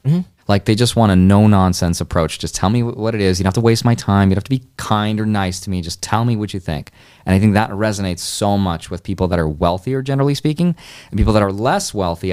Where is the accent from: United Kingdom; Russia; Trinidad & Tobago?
Russia; moved away; I was born in Russia, like mm-hmm. in a mm-hmm. broke country. Right? Had I been born like one door to the right, I would have never even been able to leave that country